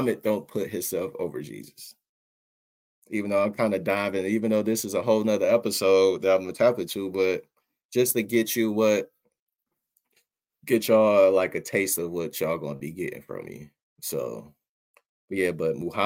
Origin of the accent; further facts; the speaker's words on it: Detroit, Michigan, United States; growing up in Detroit, we have like one of the largest, or might be the largest mosque in the country